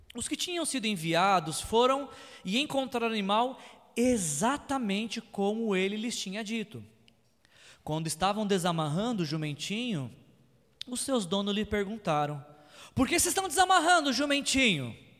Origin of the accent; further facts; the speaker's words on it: São Paulo, Brazil; moved away as an adult; Quando eu morava em São Paulo, é, eu sou nascido e criado em São Paulo